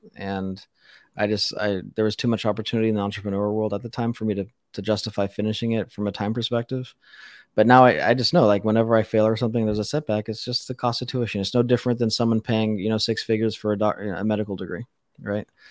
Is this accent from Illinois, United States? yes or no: no; Las Vegas, Nevada, United States; I was born and raised in Las Vegas